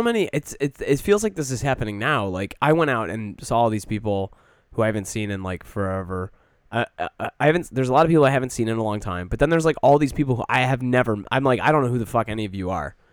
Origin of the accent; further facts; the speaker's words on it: Michigan, United States; moved away; growing up in Michigan